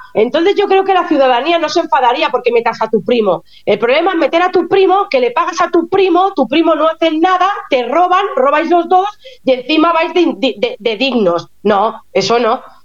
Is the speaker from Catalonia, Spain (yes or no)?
yes; Lleida, Catalonia, Spain; moved away as an adult; also born or lived in Barcelona; now in Germany; yo soy de Lleida